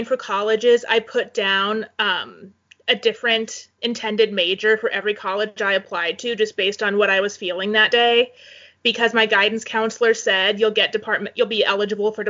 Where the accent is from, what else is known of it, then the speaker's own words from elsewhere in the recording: Valley, Nebraska, United States; also born or lived in Fremont, Nebraska; now in Kearney, United States; Valley where I grew up